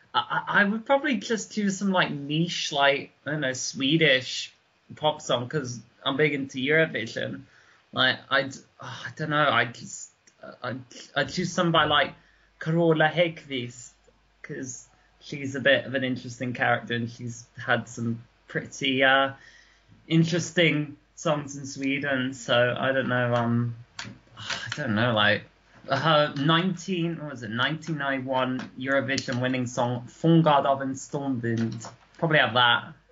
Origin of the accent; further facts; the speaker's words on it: near Guildford, South East England, United Kingdom; I grew up obviously near Guildford